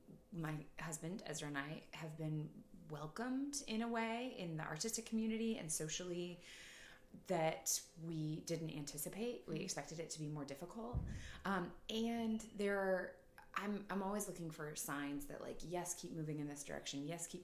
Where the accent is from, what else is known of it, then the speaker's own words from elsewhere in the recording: Topeka, Kansas, United States; moved away as an adult; also born or lived in Wichita, Kansas / Iowa / New Mexico; now in Omaha, United States; I was born in Wichita. Okay. I was raised in Topeka.